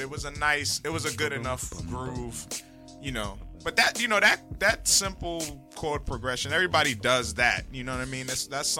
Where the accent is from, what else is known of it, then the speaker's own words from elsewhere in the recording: Detroit, Michigan, United States; growing up in Detroit